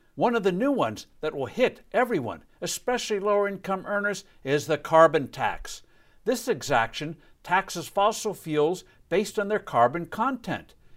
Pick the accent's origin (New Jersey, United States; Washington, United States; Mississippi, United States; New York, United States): New Jersey, United States; my home state of New Jersey